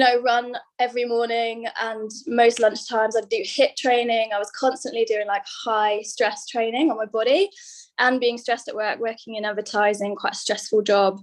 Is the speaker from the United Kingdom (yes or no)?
yes; England, United Kingdom; moved away as an adult; now in Sydney, Australia; from my accent, you can tell I'm from England.